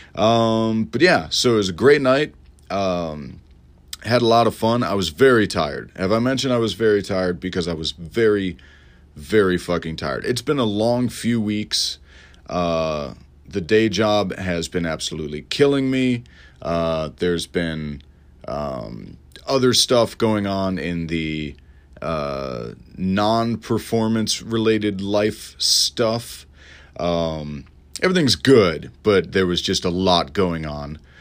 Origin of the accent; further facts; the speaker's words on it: Elmhurst, Illinois, United States; moved away; I'm going back to my hometown of Elmhurst